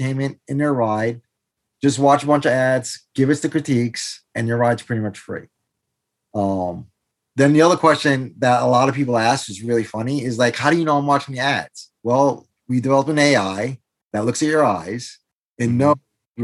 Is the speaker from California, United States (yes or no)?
no; New York City, New York, United States; moved away as an adult; also born or lived in Brazil; now in Pennsylvania, United States; I'm originally from New York, raised in New York City, originally from Brazil